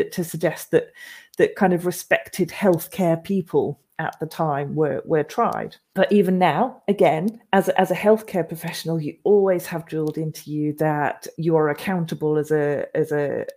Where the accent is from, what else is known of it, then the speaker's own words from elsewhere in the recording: Norfolk, East of England, United Kingdom; moved away; I grew up in Norfolk, so I'm not native to this area either